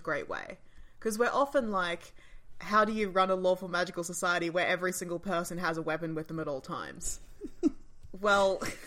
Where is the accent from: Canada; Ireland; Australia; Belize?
Australia; us as Australian audiences